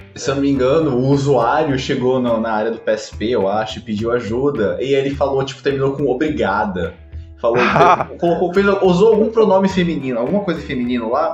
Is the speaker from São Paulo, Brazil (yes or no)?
yes; São Paulo, Brazil; now in Rio de Janeiro, Brazil; eu nasci em São Paulo, mas eu moro no Rio de Janeiro